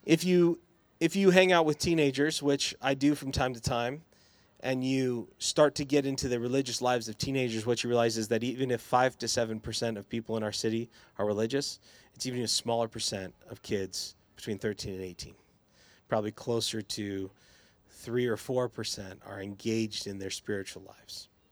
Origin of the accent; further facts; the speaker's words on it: Boise, Idaho, United States; I grew up in the West Bench in the nineties, and then I went to Eagle High School